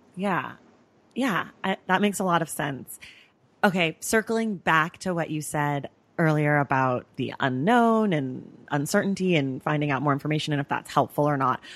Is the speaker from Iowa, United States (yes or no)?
no; Oakland, California, United States; I'm also from the Bay Area, and I also grew up as a dancer.